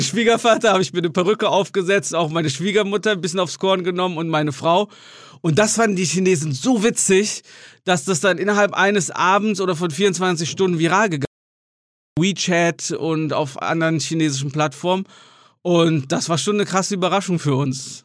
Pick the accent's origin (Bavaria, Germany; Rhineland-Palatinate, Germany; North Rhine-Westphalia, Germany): North Rhine-Westphalia, Germany; Marienheide; moved away as an adult; also born or lived in Gummersbach; now in China; ich bin in Gummersbach geboren und in Marienheide, das ist ein ganz kleines Dorf nebenan, aufgewachsen